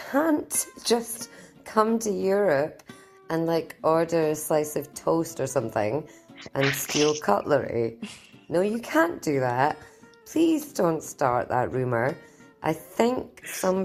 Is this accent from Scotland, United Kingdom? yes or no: yes; Scotland, United Kingdom; I'm Scottish